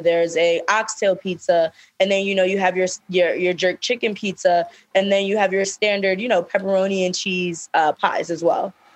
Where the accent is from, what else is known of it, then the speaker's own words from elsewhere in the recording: New York City, New York, United States; we're from Brooklyn